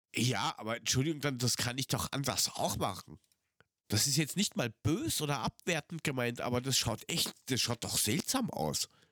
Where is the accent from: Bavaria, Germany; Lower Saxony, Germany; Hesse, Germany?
Hesse, Germany; Frankfurt am Main; 500 Meter vom Henninger Turm bin ich aufgewachsen.